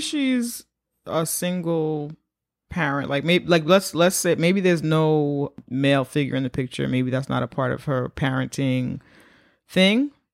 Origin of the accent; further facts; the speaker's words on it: New York City, New York, United States; As a black New Yorker